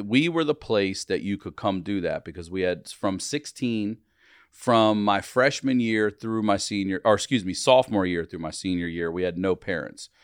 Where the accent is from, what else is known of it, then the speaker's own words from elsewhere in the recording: Maryland, United States; I'm from Maryland